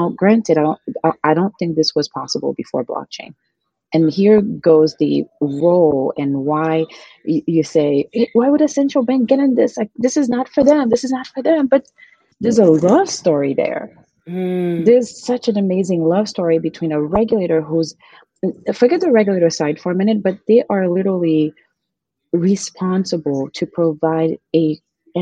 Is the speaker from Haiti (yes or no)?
yes; Haiti; moved away as an adult; now in United States; I'm originally from Haiti. Mm. I was born and raised there.